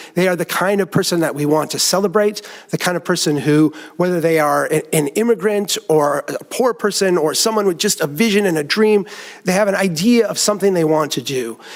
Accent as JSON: {"language": "English", "region": "Minnesota", "country": "United States", "said": "I am a Minnesotan"}